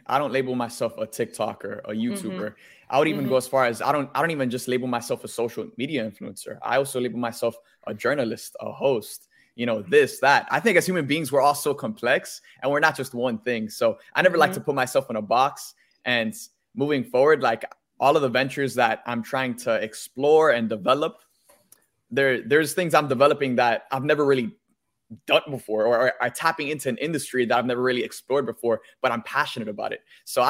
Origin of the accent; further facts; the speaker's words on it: Miami, Florida, United States; moved away as an adult; I came from Miami.